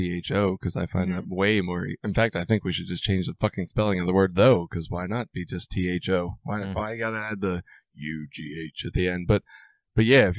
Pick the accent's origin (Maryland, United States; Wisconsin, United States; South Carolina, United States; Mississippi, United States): Maryland, United States; Baltimore; growing up in Baltimore